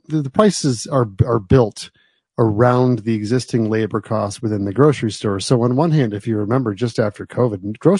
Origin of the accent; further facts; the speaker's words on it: United States; also born or lived in New Jersey; now in Michigan, United States; where I grew up in New York and New Jersey